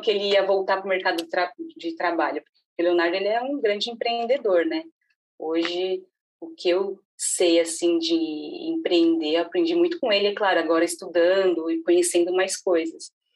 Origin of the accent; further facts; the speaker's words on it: São Paulo, Brazil; moved away as an adult; now in Palhoça, Brazil; eu nasci em São Paulo, morei minha vida inteira em São Paulo e de uma hora para outra recebemos uma proposta para mudar para Santa Catarina, na cidade de Palhoça